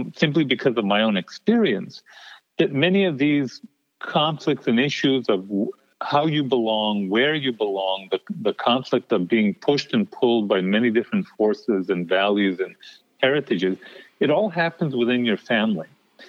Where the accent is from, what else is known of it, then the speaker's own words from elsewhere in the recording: El Paso, Texas, United States; moved away; coming from the border, but also keeping some of the old values that my parents taught me. So this living in between, this borderland existence, that, by the way, stays with you even once you leave El Paso